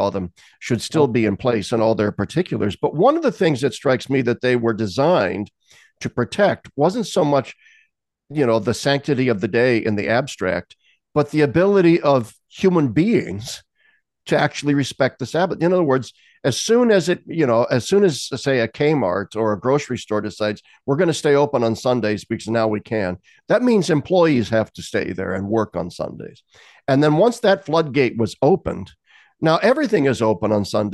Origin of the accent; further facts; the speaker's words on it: Lincoln, Nebraska, United States; as a little kid growing up in Lincoln, Nebraska in the 60s